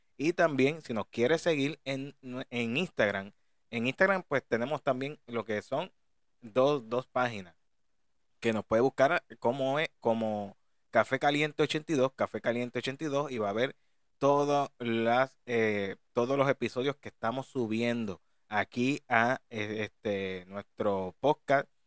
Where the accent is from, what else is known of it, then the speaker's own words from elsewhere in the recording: Puerto Rico; de aquí, de nuestra isla de Puerto Rico